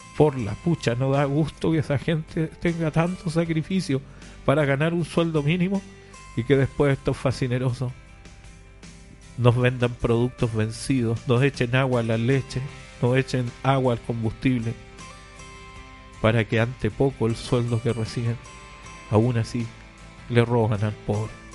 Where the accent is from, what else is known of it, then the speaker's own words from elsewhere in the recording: Chile; now in Paraguay; Yo soy chileno para que usted lo entienda, pero hace muchos años que ya vivo por Paraguay